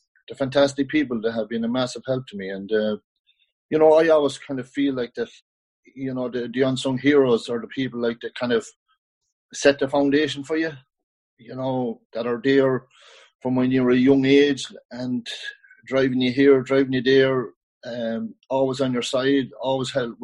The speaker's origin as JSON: {"language": "English", "region": "County Kildare", "country": "Ireland", "tie": "born or raised there", "also_born_or_lived": "New York / West Cork", "moved": "as an adult", "said": "I grew up in Kildare"}